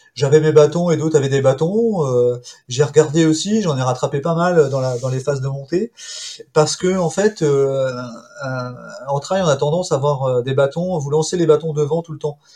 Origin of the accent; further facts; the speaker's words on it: Val-André, Brittany, France; je suis originaire d'un petit village des Côtes d'Armor qui est Val-André, d'un petit port de Daouette